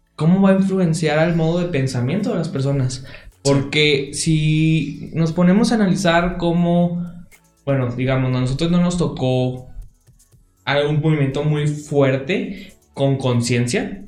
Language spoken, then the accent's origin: Spanish; Mexico; mi registro de que nací en México